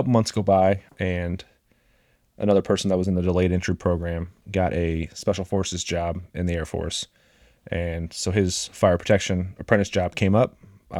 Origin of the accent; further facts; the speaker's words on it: Champaign, Illinois, United States; moved away; I grew up in Champaign, Illinois.